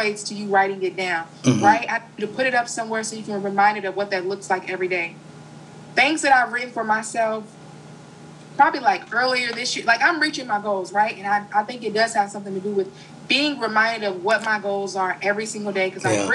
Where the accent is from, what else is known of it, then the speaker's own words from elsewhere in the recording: Kentucky, United States; I'm a girl from Kentucky